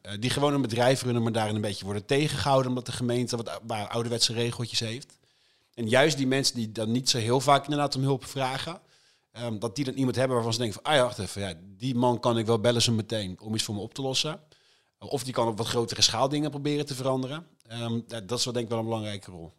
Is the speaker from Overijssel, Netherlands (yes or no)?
no; IJsselstein, Utrecht, Netherlands; de jongerenraad van IJsselstein, het dorpje waar ik vandaan kom